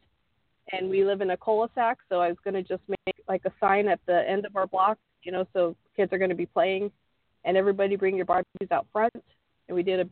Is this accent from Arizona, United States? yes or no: yes; Arizona, United States; moved away as an adult; Arizona is my home state, so I had my family